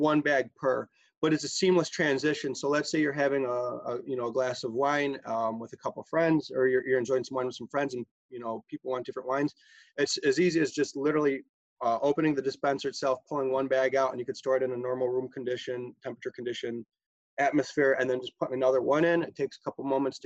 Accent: Buffalo, New York, United States; where I grew up in South Buffalo

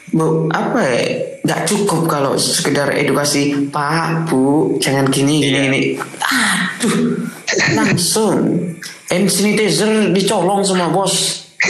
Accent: Sumenep, East Java, Indonesia; Sumenep nih, daerah tuh kan, daerah saya

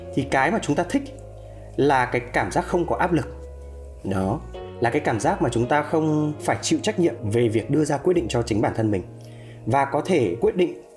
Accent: Vietnam; quê hương mình đất nước mình

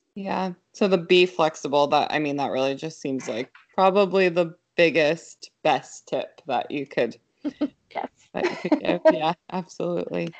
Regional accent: Yelm, Washington, United States; growing up in this area, because I grew up in Yelm

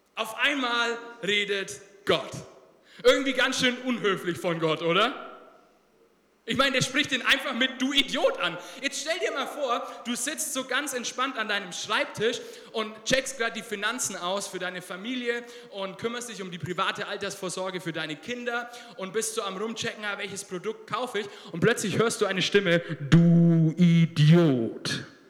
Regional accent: Germany; Wir als Deutsche

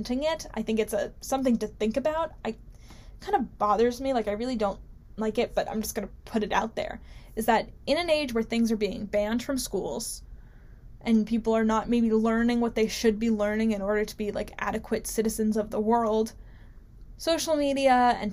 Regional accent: New Jersey, United States; my home state of beautiful, beautiful New Jersey

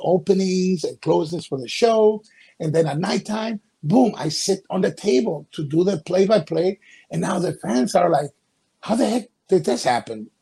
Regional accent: Guayaquil, Guayas, Ecuador; moved away; I was five years old. I'm from Ecuador, a coast city called Guayaquil in the Republic of Ecuador.

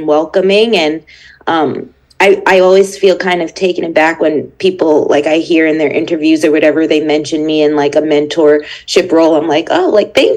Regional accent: Long Island, New York, United States; moved away; growing up on Long Island

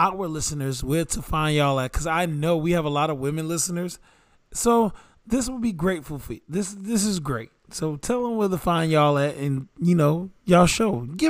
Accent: Atlanta, Georgia, United States; I'm from Atlanta.

